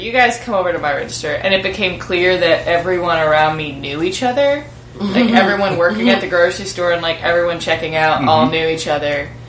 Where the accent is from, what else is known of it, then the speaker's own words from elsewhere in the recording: Minnesota, United States; also born or lived in Iowa; where I grew up in Minnesota, it was, like, a suburb